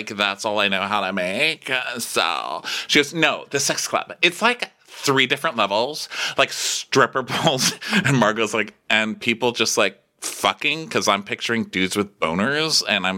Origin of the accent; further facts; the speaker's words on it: Texas, United States; I'm just from Texas. So like, I didn't even know it was a career.